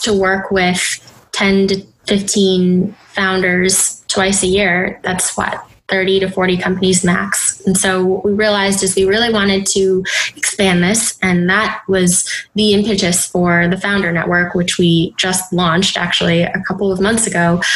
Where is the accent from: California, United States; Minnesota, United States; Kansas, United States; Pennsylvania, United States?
Minnesota, United States; Minneapolis; moved away as an adult; now in New York City, United States; So I was born in Minneapolis, Minnesota. Um, so Midwest, very homogenous community growing up